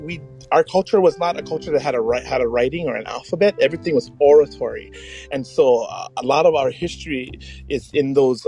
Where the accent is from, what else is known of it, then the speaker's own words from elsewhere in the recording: Waimea, Hawaii, United States; also born or lived in Oahu, Hawaii; now in Nanakuli, Oahu, United States; And I'm from Waimea, which is about 350 miles away from this island.